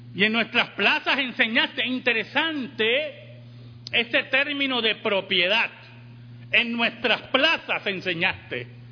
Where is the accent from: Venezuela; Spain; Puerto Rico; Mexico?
Puerto Rico